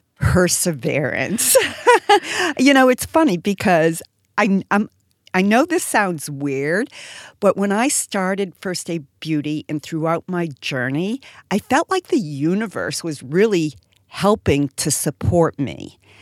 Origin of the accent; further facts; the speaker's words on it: Boston, Massachusetts, United States; I'm from Boston and live in Boston now